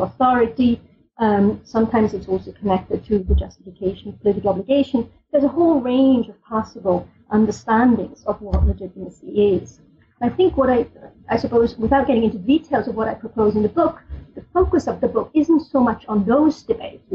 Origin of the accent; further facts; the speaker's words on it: Switzerland; I grew up in Switzerland, which is a country, for better or worse, is very proud of its democratic tradition